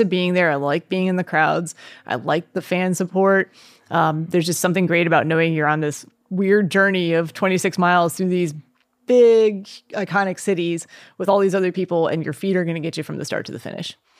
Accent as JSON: {"language": "English", "town": "Chicago", "region": "Illinois", "country": "United States", "tie": "born or raised there", "said": "my hometown and all my family and friends are there"}